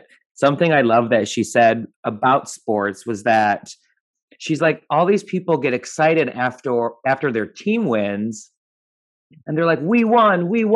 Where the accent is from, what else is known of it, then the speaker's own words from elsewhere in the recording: Michigan outside of Detroit, United States; now in New York, United States; I'm from Michigan outside of Detroit